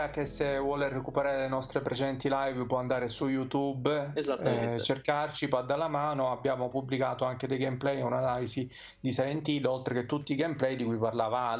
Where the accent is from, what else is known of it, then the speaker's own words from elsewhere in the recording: province of Messina, Sicily, Italy; Io della provincia di Messina, per ora.